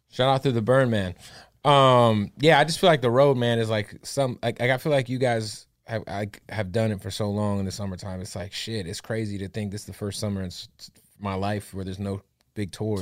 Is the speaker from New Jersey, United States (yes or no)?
no; Phoenix, Arizona, United States; I'm from Phoenix